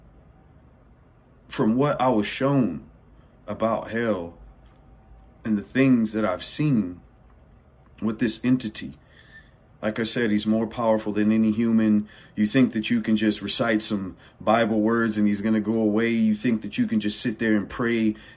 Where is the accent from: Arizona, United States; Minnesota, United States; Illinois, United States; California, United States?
California, United States; I'm born and raised in California, by the way, just to let you know, born and raised.